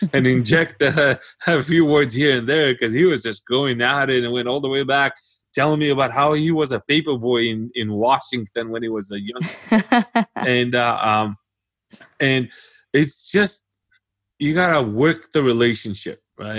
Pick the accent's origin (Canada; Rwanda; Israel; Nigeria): Israel; and then he got interested in Israel and the fact that I came from Israel, and we had a whole conversation about that.